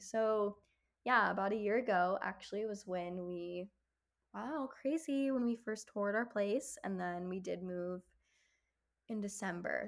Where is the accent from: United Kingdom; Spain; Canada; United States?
United States; Kenosha, Wisconsin; moved away as an adult; now in Chicago, United States; my hometown, Kenosha